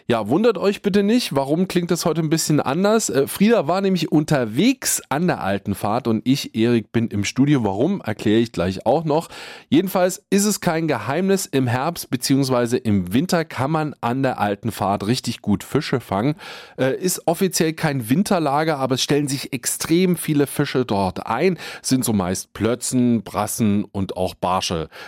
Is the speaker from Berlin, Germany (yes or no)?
no; Potsdam, Brandenburg, Germany; als Angler, aber auch als Potsdamer